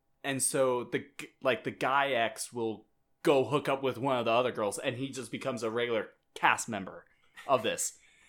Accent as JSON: {"language": "English", "region": "Minnesota", "country": "United States", "said": "we're from Minnesota."}